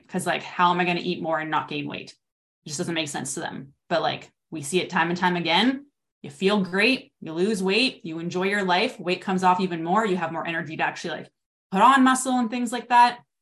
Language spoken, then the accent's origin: English; Canada; also born or lived in Regina, Saskatchewan; I'm from Canada. I'm in Regina, Saskatchewan